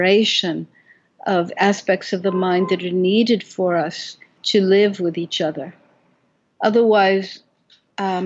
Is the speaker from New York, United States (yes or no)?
yes; Brooklyn, New York, United States; I was 6 years old and growing up in Brooklyn